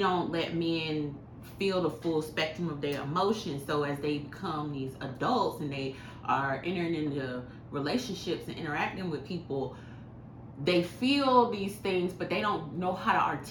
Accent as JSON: {"language": "English", "region": "the South", "country": "United States", "said": "I'm from the South"}